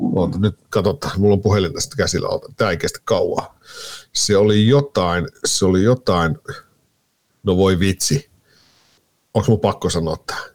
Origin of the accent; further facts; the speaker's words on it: Kajaani, Kainuu, Finland; moved away as an adult; now in Helsinki, Finland; Mä oon Kainuusta lähtösi, joo. 10-11 vuotta sitten suunnilleen tuota, niin muuttelin, muuttelin Kajaanista Helsinkiin